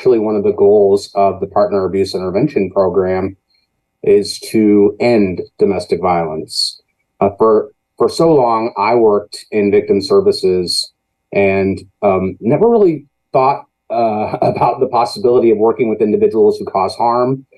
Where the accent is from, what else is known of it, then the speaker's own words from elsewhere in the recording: Danville, Illinois, United States; moved away; also born or lived in Chicago; I came back to Danville from Chicago to kind of take care of her